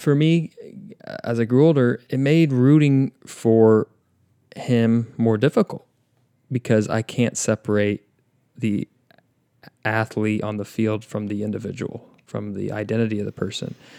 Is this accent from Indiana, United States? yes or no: yes; Indianapolis, Indiana, United States; my hometown, Indiana